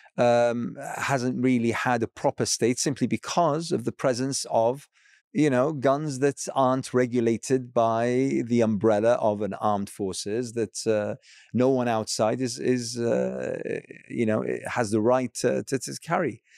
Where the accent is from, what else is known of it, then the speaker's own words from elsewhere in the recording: Iraq; I hail from Iraq